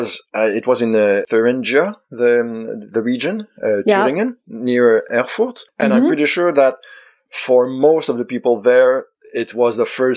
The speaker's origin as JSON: {"language": "English", "country": "Canada", "said": "I'm from Canada"}